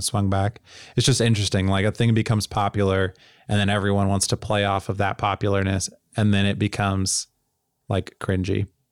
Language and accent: English; Tennessee, United States; I grew up in Tennessee